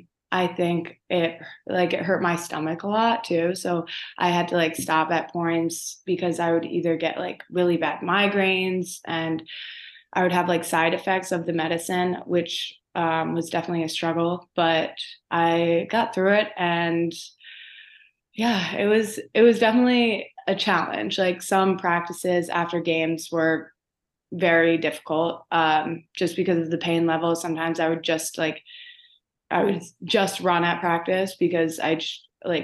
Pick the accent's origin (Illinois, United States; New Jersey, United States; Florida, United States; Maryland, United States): Maryland, United States; Baltimore; also born or lived in Owings Mills, Maryland; originally I grew up in Baltimore, like closer to the city.